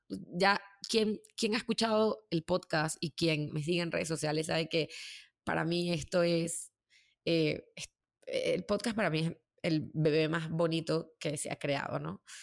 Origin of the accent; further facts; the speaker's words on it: Caracas, Capital District, Venezuela; moved away as an adult; also born or lived in New York; poder mantener eh, mi vida ahí en Venezuela, en Caracas.